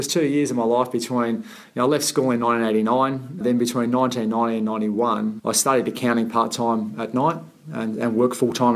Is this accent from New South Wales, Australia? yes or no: yes; Sydney, New South Wales, Australia; I grew up in the Shire